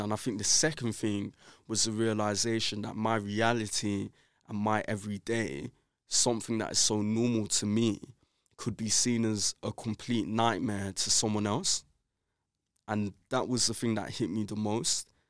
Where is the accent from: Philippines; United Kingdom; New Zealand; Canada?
United Kingdom; London; I grew up in Brixton, South London